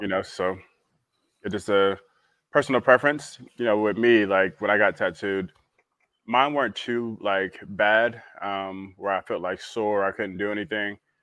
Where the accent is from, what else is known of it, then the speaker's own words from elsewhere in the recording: St. Petersburg, Florida, United States; a huge historical, you know, thing in our uh, in my hometown